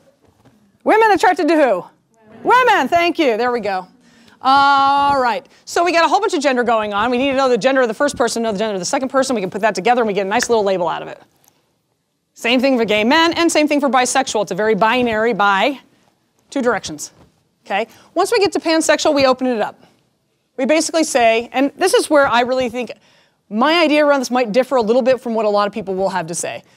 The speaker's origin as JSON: {"language": "English", "town": "Denver", "region": "Colorado", "country": "United States", "tie": "born or raised there", "said": "I am born and raised in Denver"}